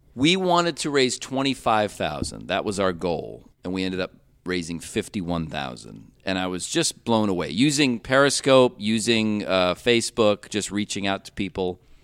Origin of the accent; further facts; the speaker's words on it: Cleveland, Ohio, United States; moved away as an adult; growing up in Cleveland, uh, we had about six or seven horror movie hosts at one time